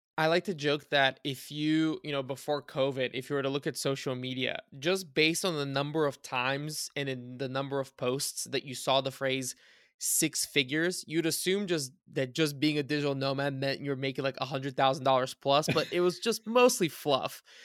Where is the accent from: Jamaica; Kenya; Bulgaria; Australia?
Bulgaria; moved away; I was born in Bulgaria, I spent a lot of time in Bulgaria.